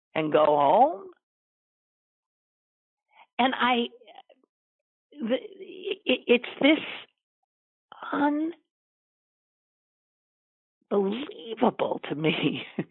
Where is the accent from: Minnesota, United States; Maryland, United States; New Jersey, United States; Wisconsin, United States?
Wisconsin, United States; Green Bay; now in Pittsburgh, United States; my hometown of Green Bay